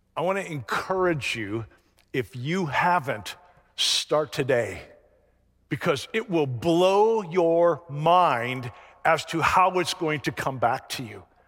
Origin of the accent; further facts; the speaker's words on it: the North, United States; moved away; also born or lived in Florida; I grew up in the North.